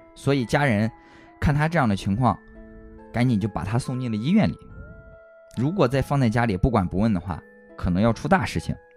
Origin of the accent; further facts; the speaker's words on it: Xuzhou, Jiangsu, China; 在我们徐州这边的这个北区